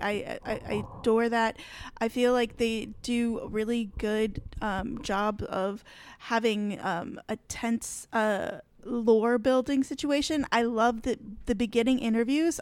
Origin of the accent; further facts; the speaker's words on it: Michigan, United States; I grew up in Michigan, I grew up in forests